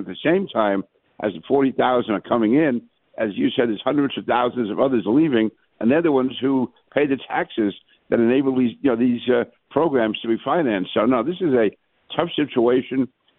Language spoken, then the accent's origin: English; New York City, New York, United States; you're right. My mother grew up on the east side of Manhattan. My father grew up in Brooklyn. I grew up in Queens, the sunny side.